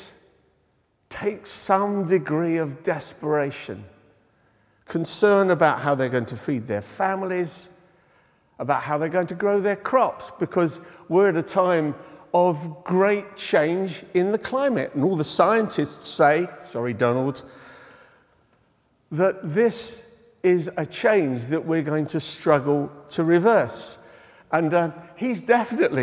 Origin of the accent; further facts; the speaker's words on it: United Kingdom; being British